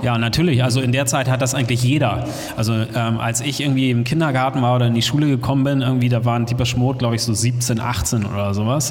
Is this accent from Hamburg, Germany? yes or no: yes; Hamburg, Germany; moved away; Ich komme aus Hamburg ursprünglich